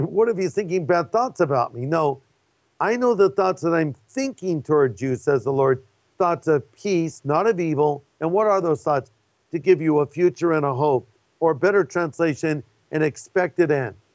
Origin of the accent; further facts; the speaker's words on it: California, United States; I'm from California